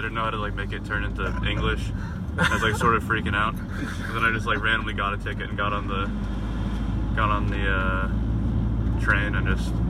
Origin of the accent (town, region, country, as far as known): East Coast, United States; now in Cascais, Portugal